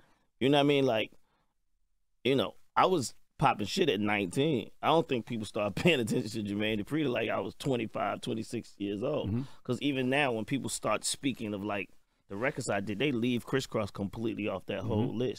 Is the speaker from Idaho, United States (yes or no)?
no; Atlanta, Georgia, United States; And then I'm from the South. I represent Atlanta, mm-hmm. right, to the fullest.